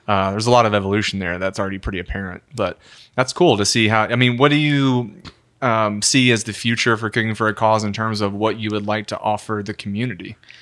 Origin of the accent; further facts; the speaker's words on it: Memphis, Tennessee, United States; growing up in the South